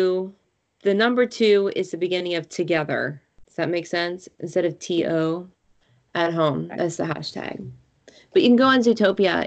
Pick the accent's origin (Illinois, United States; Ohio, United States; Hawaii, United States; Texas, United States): Ohio, United States; Shaker Heights; The new show Little Fires Everywhere takes place in my hometown.